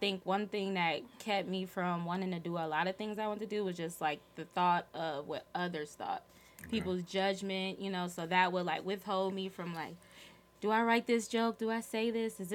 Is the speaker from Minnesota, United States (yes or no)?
yes; Minneapolis, Minnesota, United States; moved away as an adult; now in Atlanta, United States; I'm from Minneapolis, born and raised